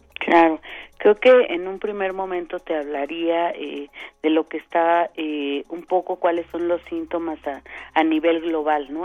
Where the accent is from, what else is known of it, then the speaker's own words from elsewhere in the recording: Mexico; nosotros, por ejemplo, aquí en, en, en México